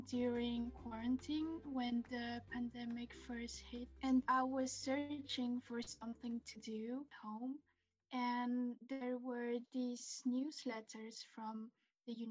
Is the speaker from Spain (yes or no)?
yes; Spain; also born or lived in Brussels, Belgium; I grew up in Spain and we lived in Brussels, Belgium for about five years.